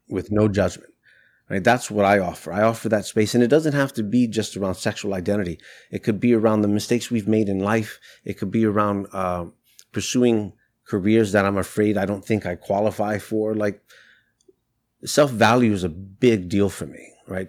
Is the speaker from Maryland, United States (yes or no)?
no; New York City, New York, United States; I'm Latino. I grew up in New York City. I went to school in the South Bronx